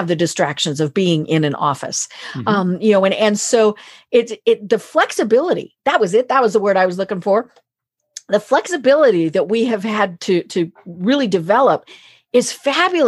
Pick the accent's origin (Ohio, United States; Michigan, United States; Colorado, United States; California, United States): Colorado, United States; I'm from Colorado